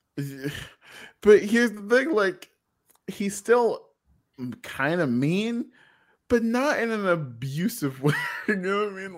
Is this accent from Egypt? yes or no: no; United States; we're Americans